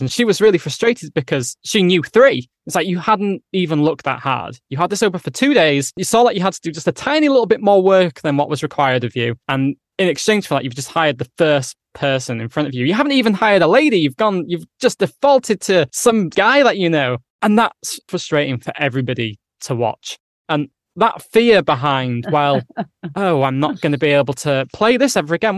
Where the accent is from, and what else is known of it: England, United Kingdom; accent: northern